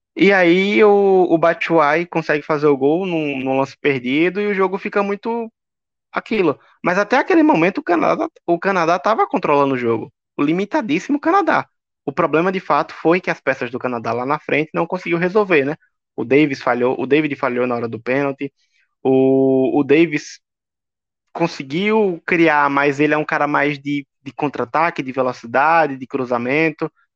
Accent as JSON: {"language": "Portuguese", "country": "Brazil", "said": "eu sou brasileiro e estou torcendo para o Brasil"}